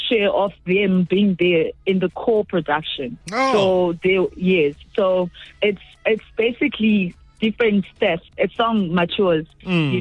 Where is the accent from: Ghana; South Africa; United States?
South Africa; also born or lived in Zimbabwe; I'm a Zimbabwean born artist based in South Africa